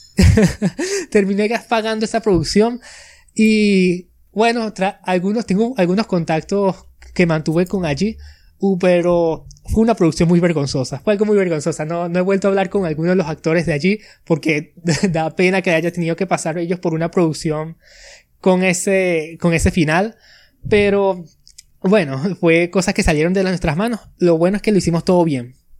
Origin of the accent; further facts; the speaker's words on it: Venezuela; soy de Venezuela, nací por aquí y he pasado toda mi vida por aquí